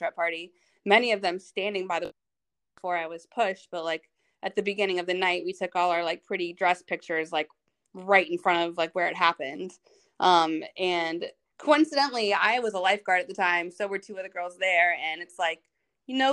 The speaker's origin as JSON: {"language": "English", "town": "Virginia Beach", "region": "Virginia", "country": "United States", "also_born_or_lived": "North Carolina", "said": "we're both from Virginia Beach, like the same city"}